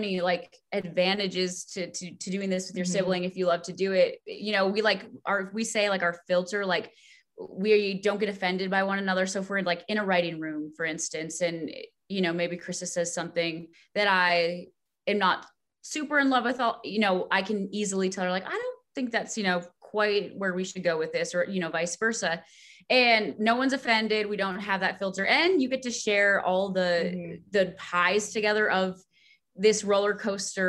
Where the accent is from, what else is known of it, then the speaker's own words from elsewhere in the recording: Hazen, North Dakota, United States; I'm not quite as twangy because I'm not, you know, so I'm from North Dakota.